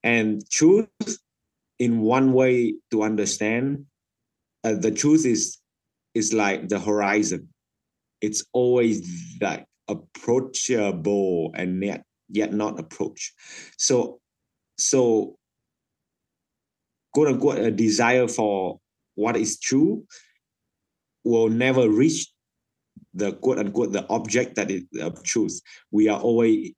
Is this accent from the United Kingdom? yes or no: no; Vietnam; English is a second language; moved away as an adult; I came from Vietnam